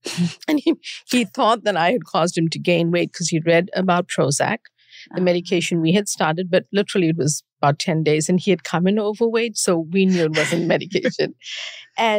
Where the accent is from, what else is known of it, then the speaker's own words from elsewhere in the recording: South Africa; moved away as an adult; now in United States; I grew up during apartheid in South Africa and moved to study here.